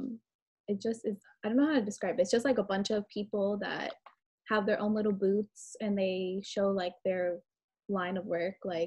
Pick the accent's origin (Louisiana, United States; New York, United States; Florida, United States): Florida, United States; Fort Lauderdale; I'm from Fort Lauderdale